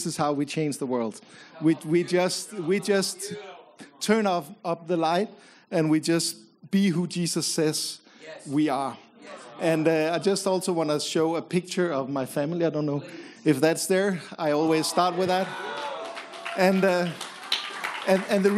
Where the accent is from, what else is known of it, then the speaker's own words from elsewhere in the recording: Copenhagen, Capital Region of Denmark, Denmark; My wife and I grew up in Copenhagen